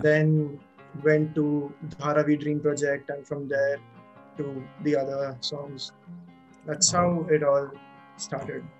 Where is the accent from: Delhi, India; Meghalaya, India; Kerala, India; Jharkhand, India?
Jharkhand, India; Jamshedpur; moved away; i was back then i was in my hometown